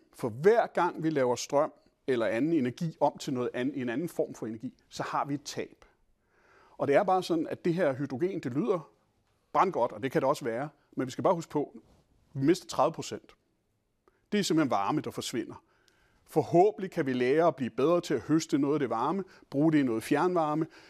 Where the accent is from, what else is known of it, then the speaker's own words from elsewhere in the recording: Denmark; som danskere